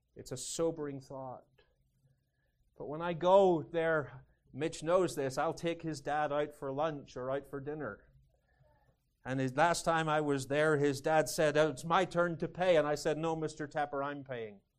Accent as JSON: {"language": "English", "country": "United Kingdom", "moved": "as an adult", "lives_now": "United States", "said": "Being British, Although I'm Scots-Irish"}